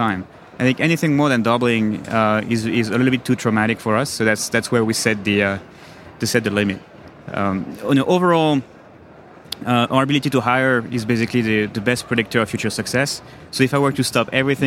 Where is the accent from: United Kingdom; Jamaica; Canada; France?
France; accent: French; moved away as an adult; now in New York, United States; Grew up in France, moved to the US in 1999